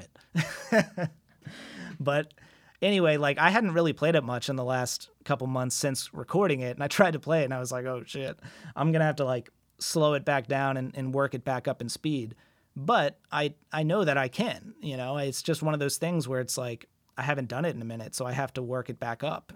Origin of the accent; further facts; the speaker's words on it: United States; as an American abroad